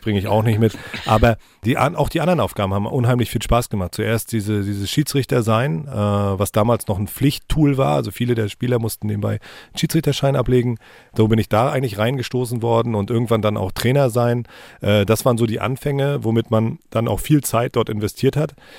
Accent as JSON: {"language": "German", "town": "Rostock", "region": "Mecklenburg-Vorpommern", "country": "Germany", "tie": "born or raised there", "said": "bin schon als kleiner Junge im Ostseestadion gewesen mit meiner Familie"}